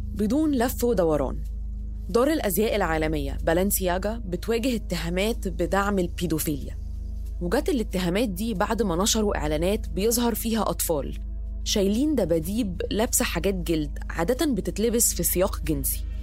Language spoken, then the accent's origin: Arabic; Egypt